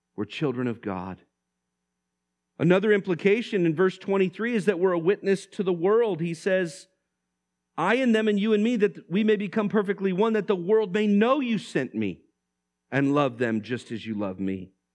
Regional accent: Vallejo, California, United States; I grew up in Vallejo

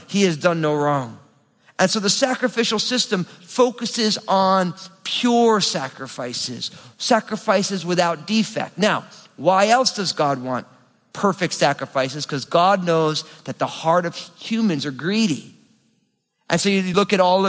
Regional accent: New Jersey, United States; I'm from New Jersey

